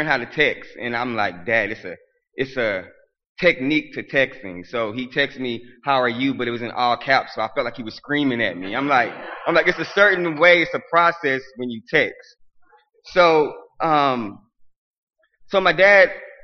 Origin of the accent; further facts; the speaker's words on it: Arkansas, United States; I'm from Arkansas